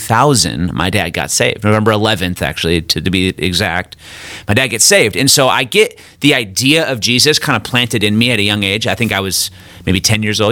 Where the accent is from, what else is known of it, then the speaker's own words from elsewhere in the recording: Midland, Michigan, United States; now in Kansas City, United States; I'm originally from Michigan, a little town called Midland, Michigan